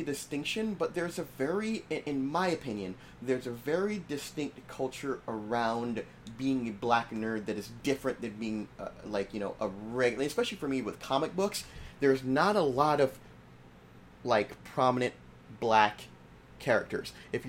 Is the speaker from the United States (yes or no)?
no; Jamaica; when people find out I'm Jamaican